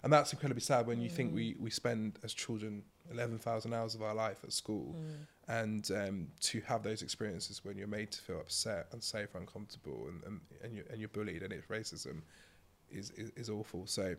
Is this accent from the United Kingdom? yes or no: yes; Milton Keynes, South East England, United Kingdom; so I grew up in Milton Keynes and... some people will know it for roundabouts.